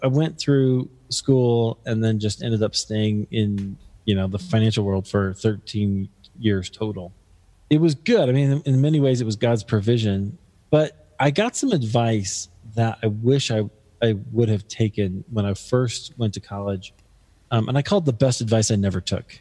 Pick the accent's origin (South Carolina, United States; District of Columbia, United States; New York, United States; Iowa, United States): Iowa, United States; Des Moines; now in Denver, United States; my hometown of Des Moines, Iowa